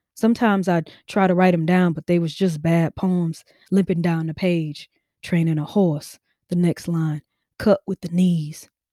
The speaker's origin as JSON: {"language": "English", "region": "Mississippi", "country": "United States", "tie": "born or raised there", "said": "I grew up in Mississippi."}